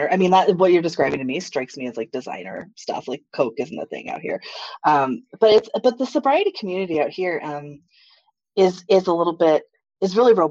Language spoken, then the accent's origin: English; Japan; now in United States; I'm a military brat. So I grew up in Japan.